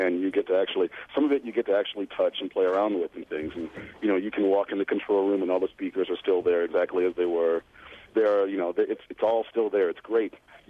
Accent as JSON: {"language": "English", "town": "Detroit", "region": "Michigan", "country": "United States", "said": "I'm from Detroit, so I live on the border. I consider myself to be half Canadian, culturally speaking."}